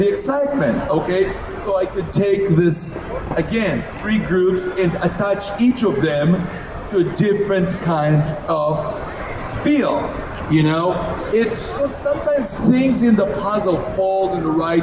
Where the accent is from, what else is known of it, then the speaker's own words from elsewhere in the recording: Israel; moved away as an adult; now in United States; I was born in Israel. And all my first my first 23 years, I was in Israel.